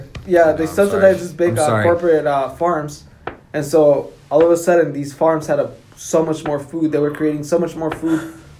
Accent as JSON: {"language": "English", "region": "South Carolina", "country": "United States", "said": "We're from Southern Carolina"}